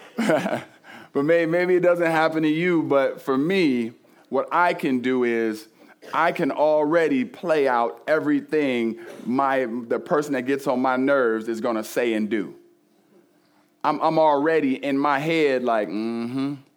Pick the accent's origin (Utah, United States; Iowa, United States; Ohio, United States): Ohio, United States; Cleveland; I grew up in Cleveland